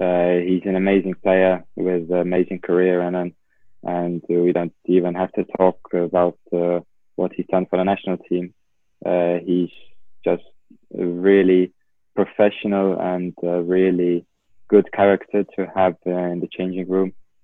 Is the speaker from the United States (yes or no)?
no; England, United Kingdom; now in Estonia; when I moved from England to Estonia, I started playing midfield because in England, I was playing left back at Watford.